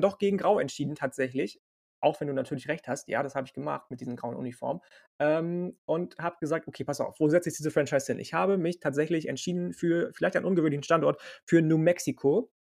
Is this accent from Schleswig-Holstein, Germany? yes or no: yes; Lübeck, Schleswig-Holstein, Germany; Ich komme aus Lübeck, aus Schleswig-Holstein.